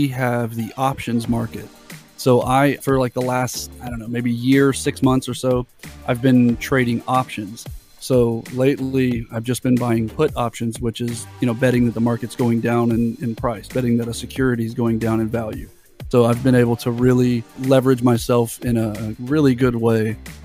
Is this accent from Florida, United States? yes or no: yes; Florida, United States; I'm from Florida